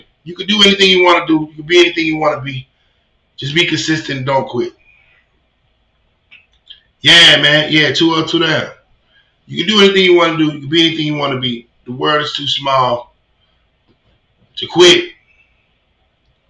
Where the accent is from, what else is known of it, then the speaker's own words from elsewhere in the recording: McKenney, Virginia, United States; moved away as an adult; also born or lived in Richmond, Virginia; I'm from McKinney